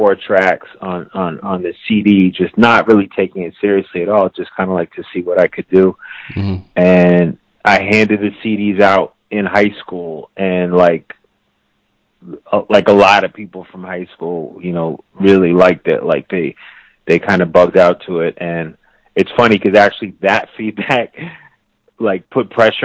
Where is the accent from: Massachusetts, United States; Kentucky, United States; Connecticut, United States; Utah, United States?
Massachusetts, United States; Brookline; I'm from Brookline